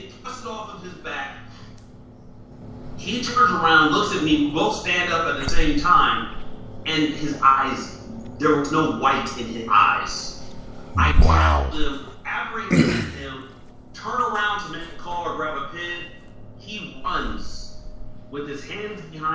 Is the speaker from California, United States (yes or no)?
yes; San Bernardino, California, United States; I grew up in San Bernardino, California, Inland Empire